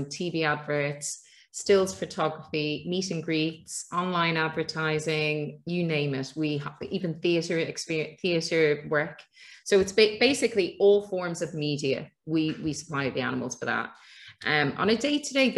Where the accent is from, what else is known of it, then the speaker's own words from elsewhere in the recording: Ireland; being Irish